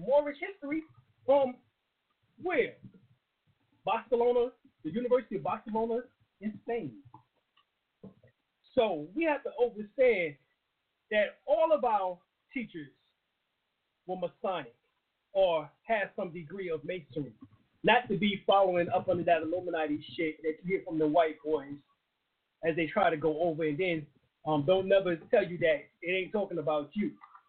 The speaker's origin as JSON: {"language": "English", "region": "North Carolina", "country": "United States", "said": "I traveled a long way. I came from North Carolina."}